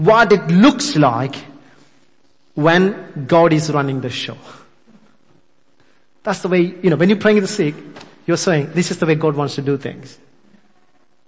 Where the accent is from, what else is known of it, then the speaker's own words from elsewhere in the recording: India; English is a second language; I'm an Indian, still struggling with English